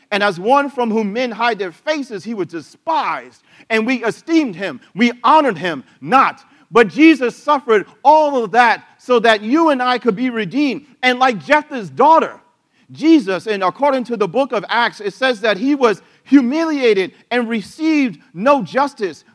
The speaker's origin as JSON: {"language": "English", "country": "United States", "said": "as an American"}